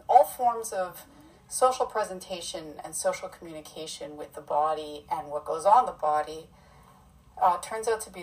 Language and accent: English; a small town in Ontario, Canada; now in Vancouver, Canada; I'm from a small town in Ontario